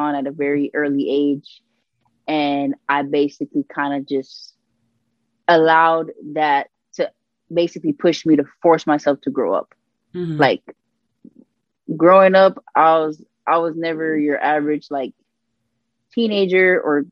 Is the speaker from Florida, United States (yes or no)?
yes; Miami, Florida, United States; I'm born and raised in 305 Miami, Florida, Dade County